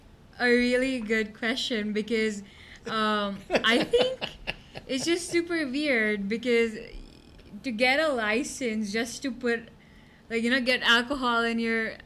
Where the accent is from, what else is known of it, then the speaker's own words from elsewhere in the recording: Gujarat, India; moved away as an adult; now in Boston, United States; where I'm from is like the Western part of India called Gujarat. It's a state called Gujarat, and it is actually a dry state